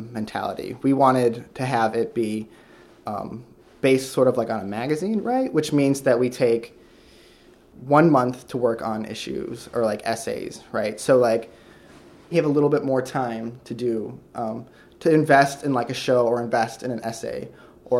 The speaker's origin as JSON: {"language": "English", "town": "Sturgis", "region": "Michigan", "country": "United States", "tie": "born or raised there", "said": "By the Midwest, I just mean a small town in Michigan. Like, what town? It's called Sturgis, Michigan."}